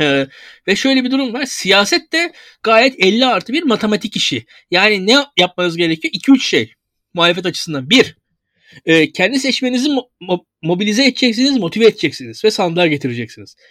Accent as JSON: {"language": "Turkish", "region": "İzmir", "country": "Turkey", "said": "İzmirliyim ben"}